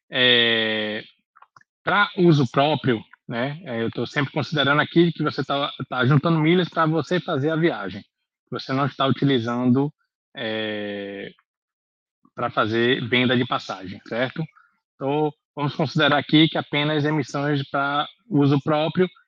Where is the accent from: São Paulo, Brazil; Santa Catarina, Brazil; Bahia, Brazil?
Bahia, Brazil; Salvador; Nós somos de Salvador, então vamos fazer uma, uma viagem de Salvador para Fortaleza, por exemplo.